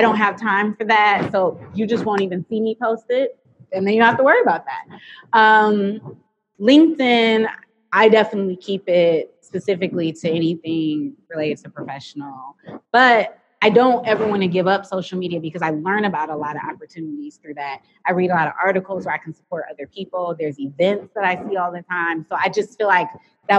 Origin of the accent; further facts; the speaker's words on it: New York, United States; also born or lived in Washington, D.C.; now in Michigan, United States; I'm from New York